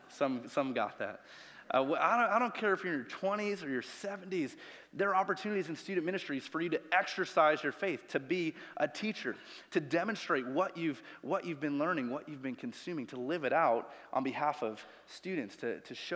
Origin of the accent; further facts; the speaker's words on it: Chicago, Illinois, United States; moved away; I'm from Chicago. I can deal with negative 20 degrees and the wind coming off the lake